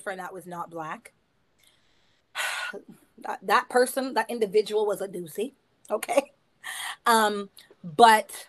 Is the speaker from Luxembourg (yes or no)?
no; Canada; Canada is a stew pot because we identify everything that's in your heritage